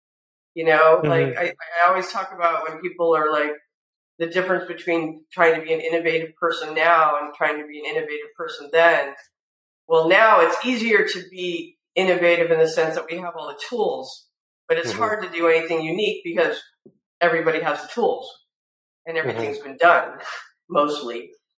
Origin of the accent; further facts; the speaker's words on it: California, United States; that I had a film background, I came from California